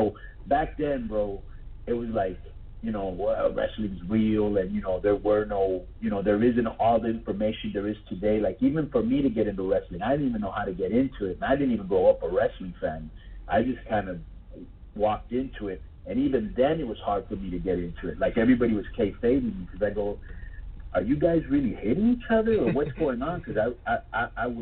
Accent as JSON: {"language": "English", "town": "Miami", "region": "Florida", "country": "United States", "also_born_or_lived": "Mexico", "said": "I was just this bodybuilder from Miami"}